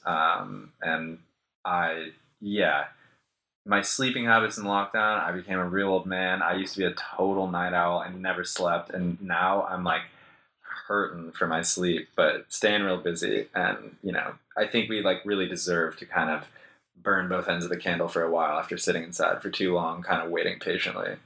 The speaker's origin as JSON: {"language": "English", "town": "Jackson", "region": "Wyoming", "country": "United States", "tie": "born or raised there", "also_born_or_lived": "New York", "accent": "American", "moved": "as an adult", "lives_now": "Melbourne, Australia", "said": "growing up in Jackson Hole was insane. It's the prettiest place on earth"}